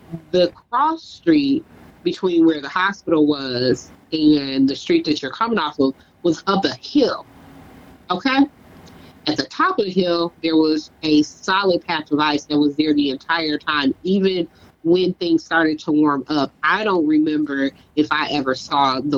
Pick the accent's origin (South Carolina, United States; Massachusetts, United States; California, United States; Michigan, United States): Michigan, United States; moved away; I'm from Michigan